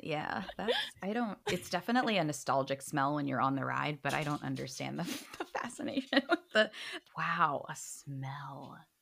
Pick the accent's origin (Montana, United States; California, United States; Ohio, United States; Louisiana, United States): Louisiana, United States; New Orleans; moved away as an adult; now in Los Angeles, United States; I'm originally from New Orleans